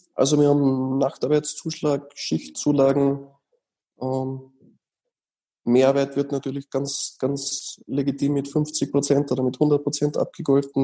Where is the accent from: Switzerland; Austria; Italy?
Austria; bei uns in Österreich